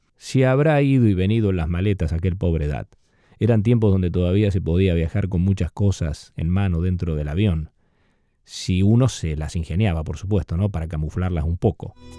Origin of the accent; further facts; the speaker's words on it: Argentina; Yo usé a mis ocho añitos algunos de esos discos en el campo, allá donde me crié en Argentina